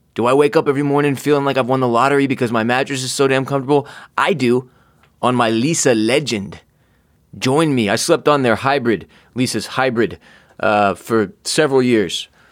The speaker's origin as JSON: {"language": "English", "town": "Houston", "region": "Texas", "country": "United States", "tie": "born or raised there", "said": "growing up in Houston, Texas"}